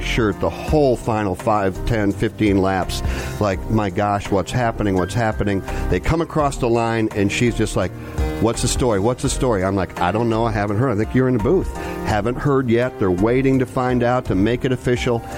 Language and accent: English; Grand Rapids, Michigan, United States; I'm from Grand Rapids